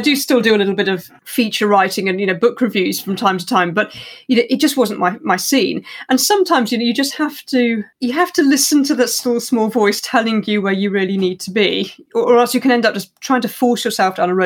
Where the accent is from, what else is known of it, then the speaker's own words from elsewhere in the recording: West Country, South West England, United Kingdom; also born or lived in Cambridge; now in Surrey, United Kingdom; I grew up in the West Country